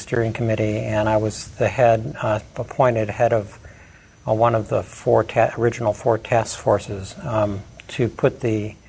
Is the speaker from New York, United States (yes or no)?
no; Chicago, Illinois, United States; accent: Chicago accent; moved away as an adult; now in Lubbock, United States; I'm from Chicago originally, my family and my wife's family are still up there. Largely. I have never sort of relinquished those ties, but I've been in Lubbock for 30 years plus, over 30 years, coming right out of graduate school.